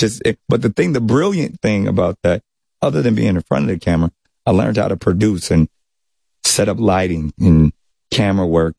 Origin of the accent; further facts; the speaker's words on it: San Diego, California, United States; also born or lived in North Carolina; I grew up in San Diego, California